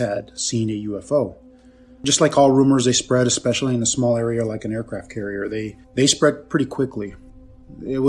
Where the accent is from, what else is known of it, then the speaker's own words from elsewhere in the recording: San Diego, California, United States; I'm from San Diego, California.